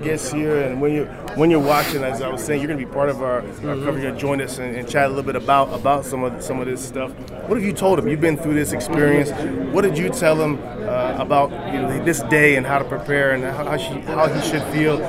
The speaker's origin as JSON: {"language": "English", "town": "Vancouver", "region": "British Columbia", "country": "Canada", "tie": "born or raised there", "also_born_or_lived": "California", "moved": "as an adult", "said": "I was born and raised in Vancouver, but became a man in California"}